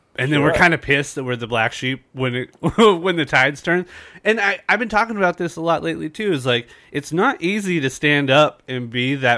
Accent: San Diego, California, United States; I'm born and raised in San Diego

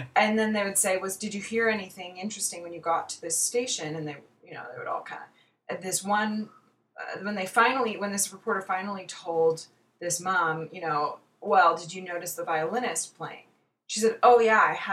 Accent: Victoria, British Columbia, Canada; moved away as an adult; also born or lived in Alberta, Canada; now in San Diego, United States; I was born in Alberta, but I moved to Victoria when I was little, so I'm Canadian

